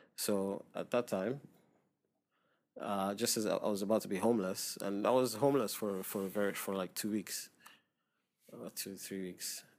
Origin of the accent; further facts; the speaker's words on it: Lagos, Nigeria; moved away as an adult; now in Dubai, United Arab Emirates; I grew up in Nigeria